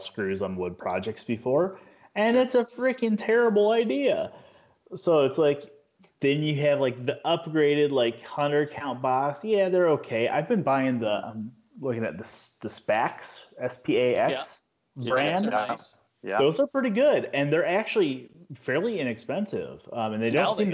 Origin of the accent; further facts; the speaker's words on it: Cedar Rapids, Iowa, United States; moved away; when I grew up in Cedar Rapids